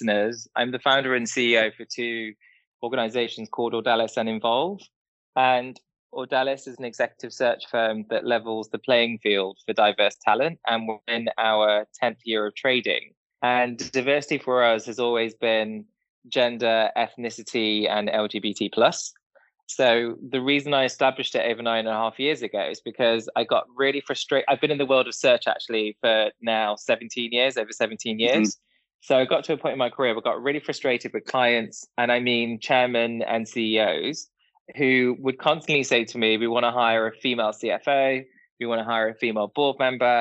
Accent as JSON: {"language": "English", "town": "Derby", "region": "East Midlands", "country": "United Kingdom", "tie": "born or raised there", "said": "I was born and bred in a small town called Derby"}